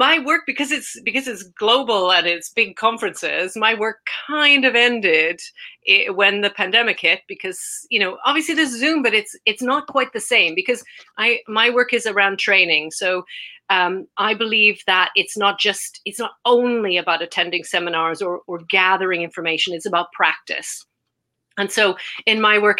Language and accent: English; Canada; moved away as an adult; now in United Kingdom; I'm from Canada originally, but I came to the UK